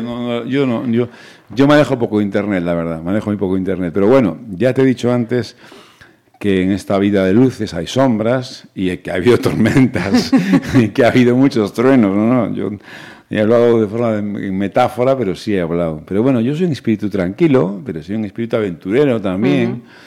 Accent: Pontevedra, Galicia, Spain; yo soy un chico de Pontevedra, que nací en la Rúa Nueva, que es un barrio que está muy próximo a la Plaza de Toros, que fui a un colegio público aquí toda la vida, hijo de profesores y que me crié en Pontevedra

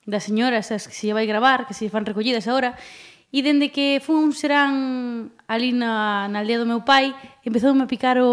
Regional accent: Ribeira, Galicia, Spain; also born or lived in Santiago de Compostela; nacín nacer nací en Santiago de Compostela, pero vivir sempre en Ribeira

